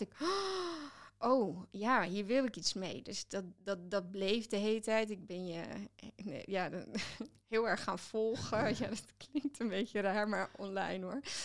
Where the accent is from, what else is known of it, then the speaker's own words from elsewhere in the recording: Netherlands; ik ben wel Nederlander